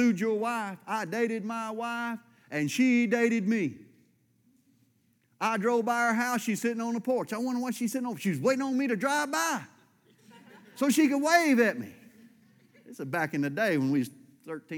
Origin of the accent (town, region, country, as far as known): United States